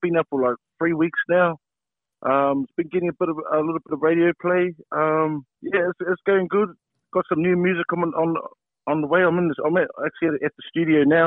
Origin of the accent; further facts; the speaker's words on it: Rotorua, Bay of Plenty, New Zealand; now in Australia; My hometown, bro. Rotorua